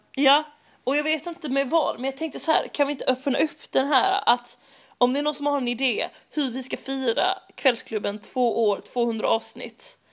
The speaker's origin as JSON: {"language": "Swedish", "town": "Malmö", "region": "Skåne", "country": "Sweden", "said": "jag kommer från Malmö"}